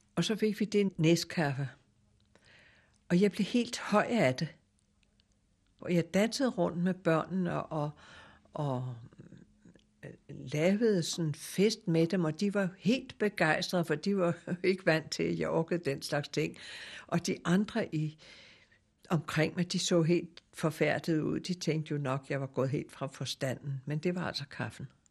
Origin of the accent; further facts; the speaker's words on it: Denmark; moved away; also born or lived in Java; jeg var jo dansker